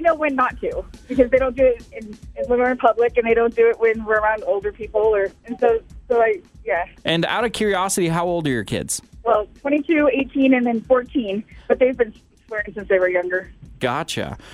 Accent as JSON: {"language": "English", "region": "Washington", "country": "United States", "tie": "born or raised there", "moved": "yes", "said": "my home state of Washington"}